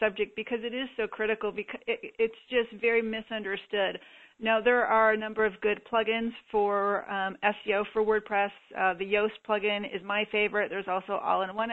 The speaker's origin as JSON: {"language": "English", "region": "Michigan", "country": "United States", "tie": "born or raised there", "said": "I grew up in Michigan"}